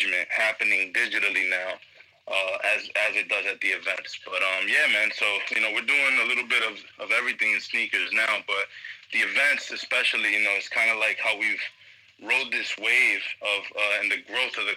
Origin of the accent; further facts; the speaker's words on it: New York City, New York, United States; I'm from New York. As you know, if you know your host, you know, we're cousins from New York, Brooklyn mainly, Queens, all over